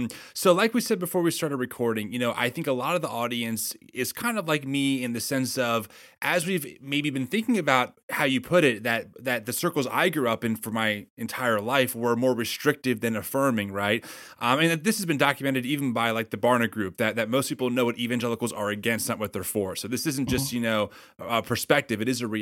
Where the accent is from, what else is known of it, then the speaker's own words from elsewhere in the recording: New Egypt, New Jersey, United States; Well, I grew up in a small town called New Egypt